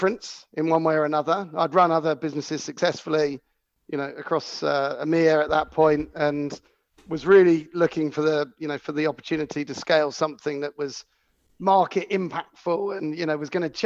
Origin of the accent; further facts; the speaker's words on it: Cornwall, South West England, United Kingdom; I had a business when I grew up in Cornwall, and you get a lot of freedom, you know, growing up somewhere like Cornwall.